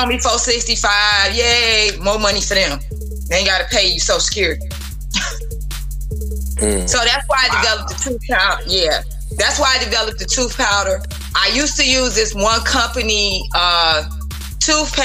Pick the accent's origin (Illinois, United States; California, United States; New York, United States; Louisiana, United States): Illinois, United States; Chicago; I grew up on the South Side and some parts of the North Side